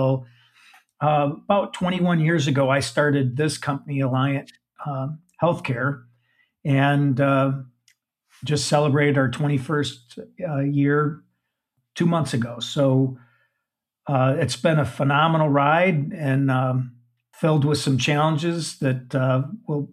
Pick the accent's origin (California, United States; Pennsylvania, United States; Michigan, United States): Michigan, United States; Saginaw; I'm a Midwestern guy. I grew up in Saginaw, Michigan